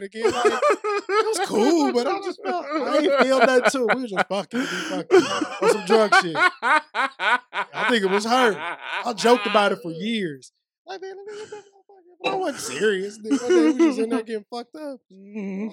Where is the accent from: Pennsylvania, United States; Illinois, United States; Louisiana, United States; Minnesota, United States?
Illinois, United States; Aurora; moved away; I went out of town back to my parents. I was from Aurora, Illinois.